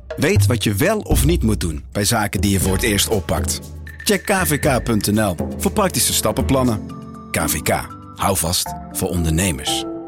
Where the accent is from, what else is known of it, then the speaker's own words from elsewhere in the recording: Joure, Friesland, Netherlands; dat ik uit Jouweren kom